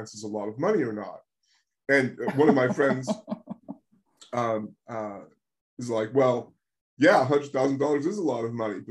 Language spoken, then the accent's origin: English; United States; moved away; I'm an American writer, I'm writing for an American audience